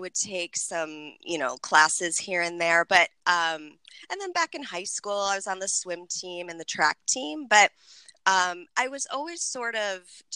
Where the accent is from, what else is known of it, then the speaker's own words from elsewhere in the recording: Buffalo, New York, United States; moved away as an adult; also born or lived in San Francisco; now in Orange County, United States; growing up in Buffalo